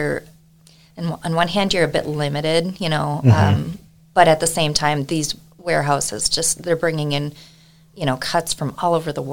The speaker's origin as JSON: {"language": "English", "town": "Wahpeton", "region": "North Dakota", "country": "United States", "tie": "born or raised there", "also_born_or_lived": "Utah", "moved": "as an adult", "lives_now": "Buffalo, United States", "said": "I grew up born and raised in Wahpeton, North Dakota"}